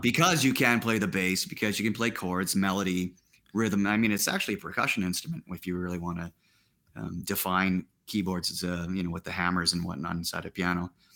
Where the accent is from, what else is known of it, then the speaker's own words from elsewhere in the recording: Saskatchewan, Canada; moved away; also born or lived in Ontario; I was from Saskatchewan, but they had liquor laws there